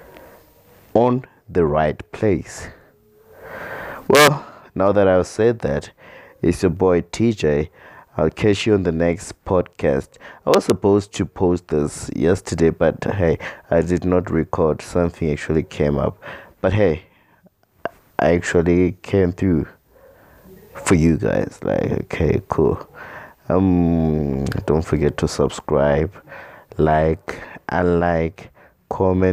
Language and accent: English; South Africa; as the South African citizens